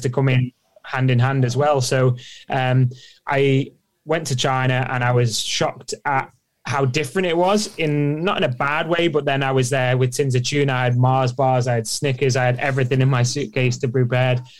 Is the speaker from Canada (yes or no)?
no; Isle of Man; growing up on the Isle of Man was ace